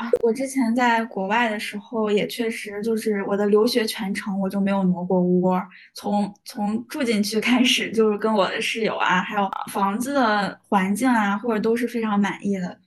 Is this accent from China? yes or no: yes; Hebei, China; moved away as an adult; now in Haikou, China; 我就强烈地感受到了我和，作为河北人的连接